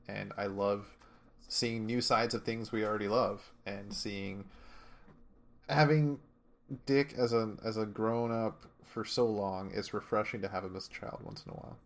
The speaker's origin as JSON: {"language": "English", "country": "Canada", "said": "inner Canadian"}